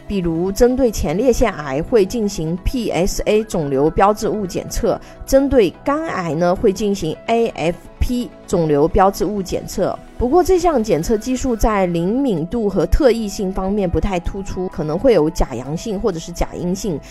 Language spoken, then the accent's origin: Chinese; China; 我们中国人民